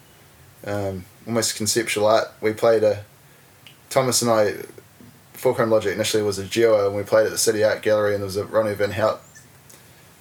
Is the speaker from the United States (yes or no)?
no; Invercargill, Southland, New Zealand; moved away as an adult; also born or lived in Dunedin, New Zealand; now in Wellington, New Zealand; I grew up in Invercargill